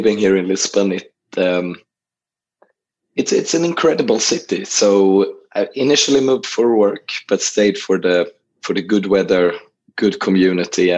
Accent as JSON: {"language": "English", "town": "Gothenburg", "region": "Västra Götaland", "country": "Sweden", "tie": "born or raised there", "moved": "as an adult", "lives_now": "Portugal", "said": "I grew up in Gothenburg, which is the second largest city of Sweden on the west coast."}